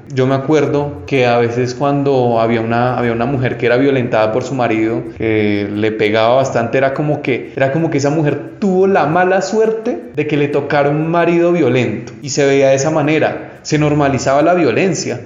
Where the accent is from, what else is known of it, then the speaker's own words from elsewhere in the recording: Colombia; yo soy colombiano